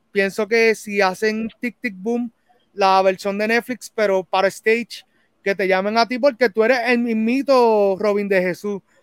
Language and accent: Spanish; Puerto Rico; uno como puertorriqueño